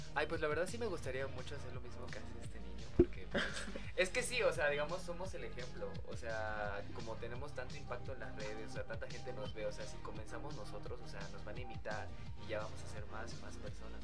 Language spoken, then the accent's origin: Spanish; Oaxaca, Mexico; moved away as an adult; also born or lived in Puebla; soy de Oaxaca y me mudé a Puebla, o sea, yo era foráneo